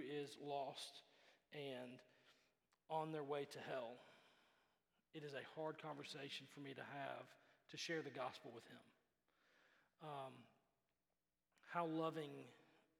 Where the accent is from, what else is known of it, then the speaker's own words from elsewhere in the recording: Memphis, Tennessee, United States; Growing up in Memphis, our church